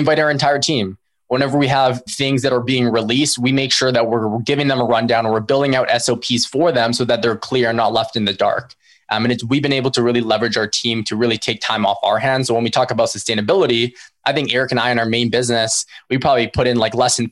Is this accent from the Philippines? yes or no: yes; Philippines; we're Filipino ourselves